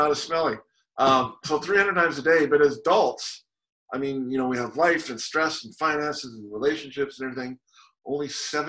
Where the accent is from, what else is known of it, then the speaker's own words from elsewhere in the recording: Canada; moved away as an adult; now in Walla Walla, United States; I'm Canadian, grew up in the Rockies, and then we came down here for school